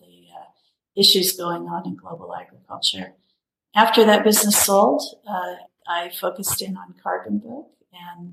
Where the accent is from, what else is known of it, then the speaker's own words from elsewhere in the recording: Colorado, United States; now in Maine, United States; The part of Colorado I grew up in was quite dry